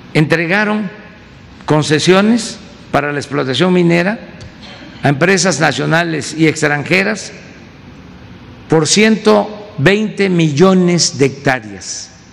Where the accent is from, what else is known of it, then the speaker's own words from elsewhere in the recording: Mexico; todos somos de México